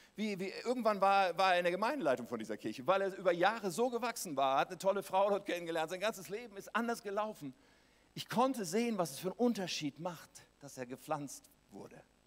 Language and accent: German; Germany; als Deutsche